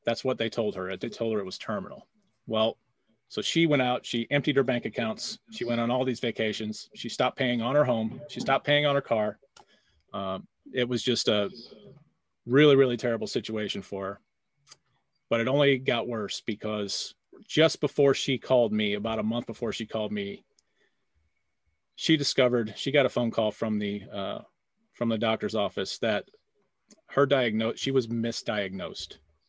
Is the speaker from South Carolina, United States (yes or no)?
no; St. Louis, Missouri, United States; I'm from St. Louis, Missouri.